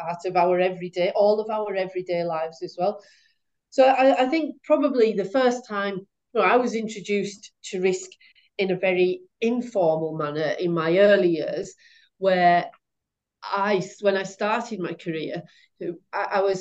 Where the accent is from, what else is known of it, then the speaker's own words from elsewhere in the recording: West Cumbria, North West England, United Kingdom; I'm from West Cumbria, and I was brought up close to the Sellafield plant